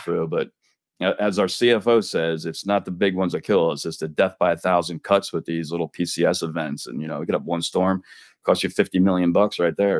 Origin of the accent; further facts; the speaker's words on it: New Jersey, United States; now in Florida, United States; I enjoy the seasons growing up in Jersey